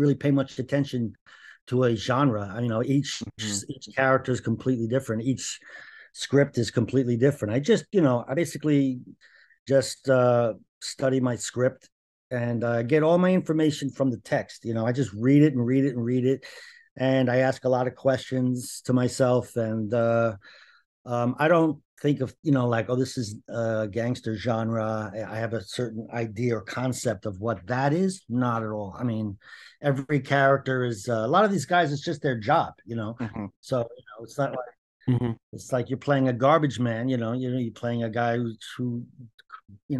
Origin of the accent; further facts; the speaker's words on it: Cambridge, Massachusetts, United States; Not from New Jersey or even New York. I'm from Cambridge, Massachusetts.